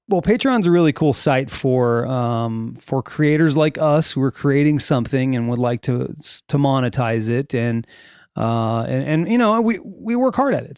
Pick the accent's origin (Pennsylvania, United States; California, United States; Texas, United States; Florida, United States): California, United States; Sylmar; I grew up in Silmar, California